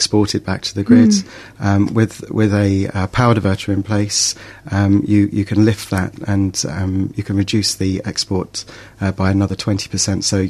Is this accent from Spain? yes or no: no; England, United Kingdom; moved away; you probably tell by my accent, I'm from England.